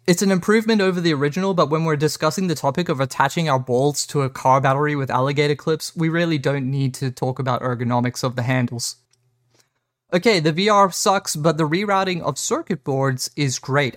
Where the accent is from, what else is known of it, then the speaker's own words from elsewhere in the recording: South Africa; I'm South African